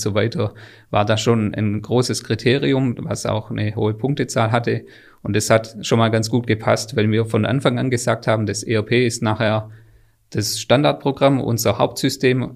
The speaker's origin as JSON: {"language": "German", "area": "Swabia", "region": "Baden-Württemberg", "country": "Germany", "tie": "born or raised there", "said": "Die Firma Wäschekrone an sich kannte ich schon, weil, weil das in meinem Heimatort mhm. einfach mhm. eine, eine Firma ist"}